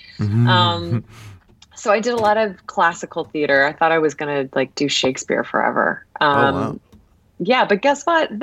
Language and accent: English; Ohio, United States; moved away as an adult; also born or lived in Washington, D.C.; So I'm from Ohio originally. And I just also wanted to get out of Ohio and go to a school in a city.